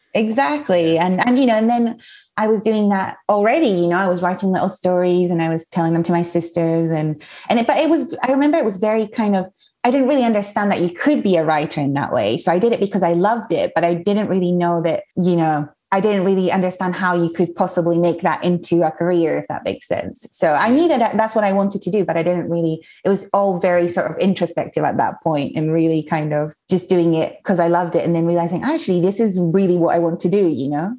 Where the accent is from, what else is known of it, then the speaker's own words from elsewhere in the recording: Mallorca, Balearic Islands, Spain; moved away as an adult; also born or lived in Edinburgh, Scotland; I was born and grew up in Spain, but my mom is Scottish, so I was very lucky that I grew up in a bilingual household